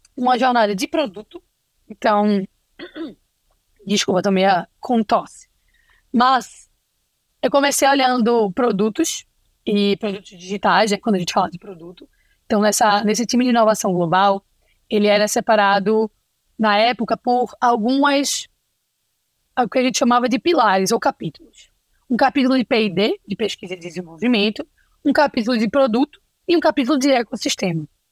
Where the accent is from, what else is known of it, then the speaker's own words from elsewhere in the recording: Recife, Pernambuco, Brazil; accent: Recife; Esse meu sotaque é de Recife